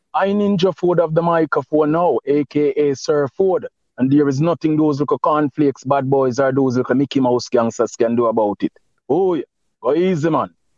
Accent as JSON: {"language": "English", "region": "Saint Thomas", "country": "Jamaica", "tie": "born or raised there", "said": "Which part I grew up now? St. Thomas. St. Thomas is my parish"}